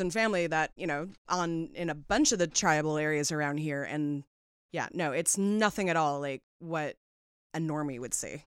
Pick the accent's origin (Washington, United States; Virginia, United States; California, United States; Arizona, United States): Washington, United States; Seattle; I was born and raised in Seattle